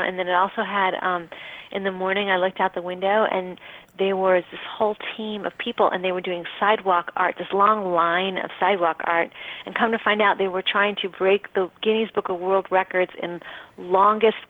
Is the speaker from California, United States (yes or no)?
no; Chicago, Illinois, United States; moved away as an adult; now in Austin, United States; I'm from Chicago. I grew up there